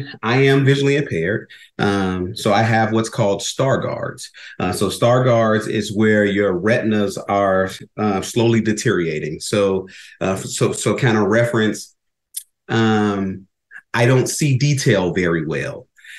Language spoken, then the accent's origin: English; Chicago, Illinois, United States; moved away as an adult; now in Arizona, United States; I'm originally from Chicago, born and raised there